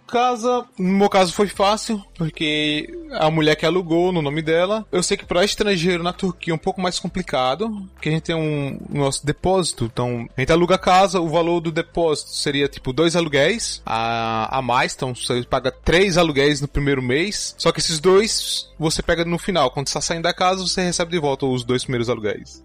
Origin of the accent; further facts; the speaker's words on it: Petrolina, Pernambuco, Brazil; moved away as an adult; also born or lived in Spain; now in Bursa, Turkey; Eu sou de uma cidadezinha pequena chamada Petrolina, em Pernambuco